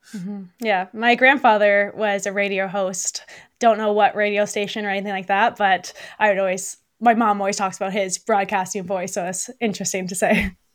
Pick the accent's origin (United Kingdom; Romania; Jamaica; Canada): Canada; Burlington, Ontario; now in Beamsville, Canada; I'm from, well, originally from Burlington